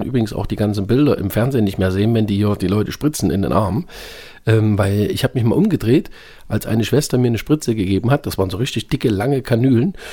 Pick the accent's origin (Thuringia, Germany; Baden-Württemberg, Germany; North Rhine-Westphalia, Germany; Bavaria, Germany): Thuringia, Germany; Weida; also ich komme ja aus Thüringen, aus Weida